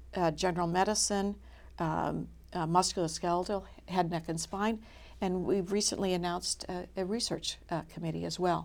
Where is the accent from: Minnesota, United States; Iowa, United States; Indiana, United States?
Minnesota, United States; moved away; also born or lived in Michigan / Boston; I'm from Minnesota.